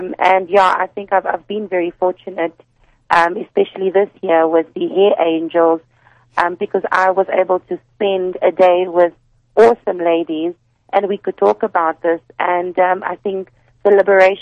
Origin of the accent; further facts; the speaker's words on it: Pretoria, Gauteng, South Africa; I'm from Pretoria, so I used to work very closely with the Pretoria office